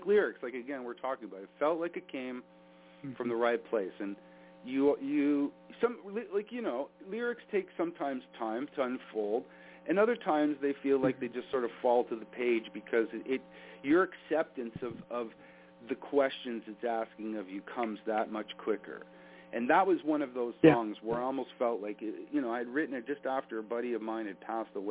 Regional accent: Canada; as a Canadian

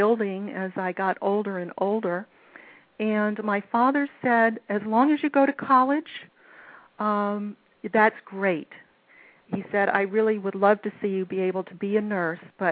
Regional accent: Washington, District of Columbia, United States; I grew up here in the Washington, D.C. area.

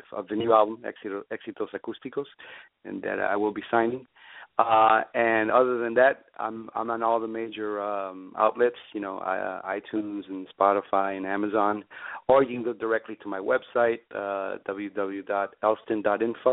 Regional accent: New York City, New York, United States; moved away as an adult; also born or lived in Cuba; now in Miami, United States; I grew up in New York, and like you said before, I did grow up around a very musical family

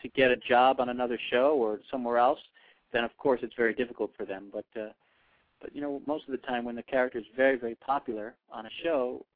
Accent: New York City, New York, United States; now in Los Angeles, United States; being a New Yorker myself. I live out in L.A., but I I'm a very, very proud New Yorker

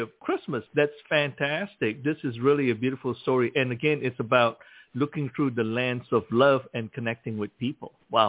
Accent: Malaysia; now in Louisiana, United States; growing up in Malaysia where, as children, we're all excited about celebrating all the various religious holidays.

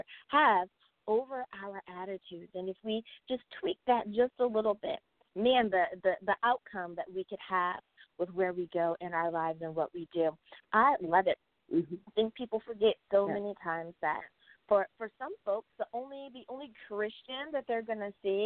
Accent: United States; my home country. Woohoo! Thanks, USA

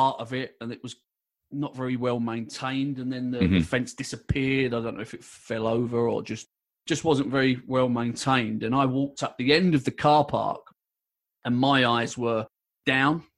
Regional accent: London, United Kingdom; I was born and raised in London

